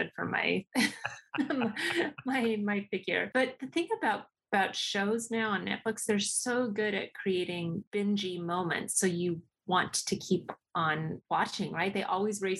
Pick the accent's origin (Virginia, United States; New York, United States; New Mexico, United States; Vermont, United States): New Mexico, United States; I'm from New Mexico